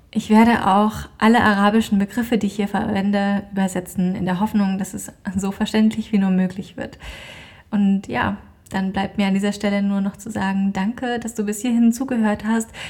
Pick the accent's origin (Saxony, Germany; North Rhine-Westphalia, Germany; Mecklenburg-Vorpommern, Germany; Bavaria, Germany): Saxony, Germany; Dresden; bin gebürtige Deutsche, komme ursprünglich aus Dresden